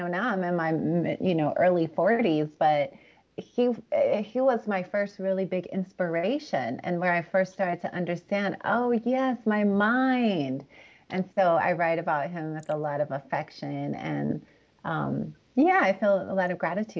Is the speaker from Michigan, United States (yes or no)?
no; California, United States; also born or lived in Los Angeles; I grew up really between Northern and Southern California. I was born in Los Angeles.